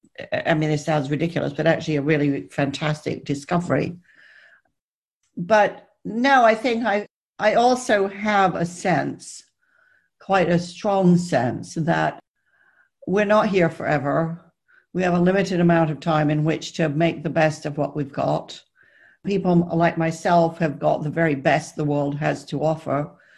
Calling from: South West England, United Kingdom; I'm speaking from deepest, darkest Somerset, where I have locked down, which, as it turns out, is a perfectly lovely place to be.

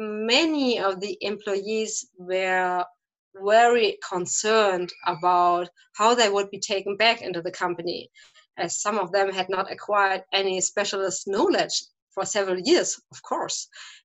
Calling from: St. Ingbert, Saarland, Germany; I am calling from St. Ingbert. That is a smaller town in the state of Saarland from Germany.

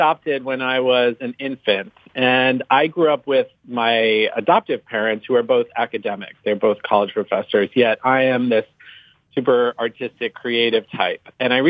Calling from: Los Angeles, California, United States; I'm calling from Los Angeles, California.

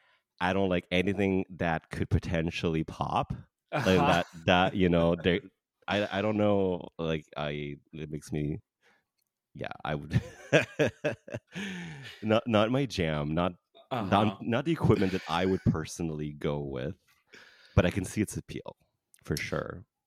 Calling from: Canada; I'm talking from Canada here, and in Canada, poppers are technically illegal.

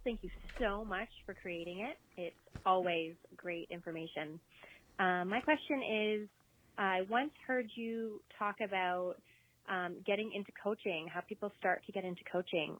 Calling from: Orangeville, Ontario, Canada; I'm calling from Orangeville, Ontario, Canada

